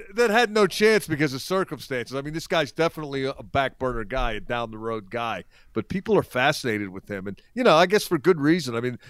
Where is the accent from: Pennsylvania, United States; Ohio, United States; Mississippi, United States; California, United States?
Pennsylvania, United States; Philadelphia; I'm from Philly